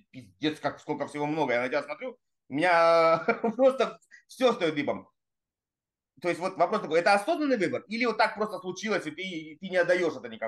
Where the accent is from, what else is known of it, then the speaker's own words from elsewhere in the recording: Primorsky Krai, Russia; я с Дальнего Востока, турист, Владивосток, находка, я все это знаю, что мы были оторваны напрочь.